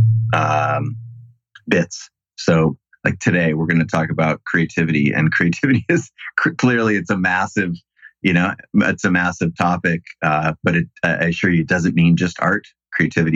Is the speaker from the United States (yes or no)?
yes; Seattle, Washington, United States; also born or lived in San Francisco; Grew up in Seattle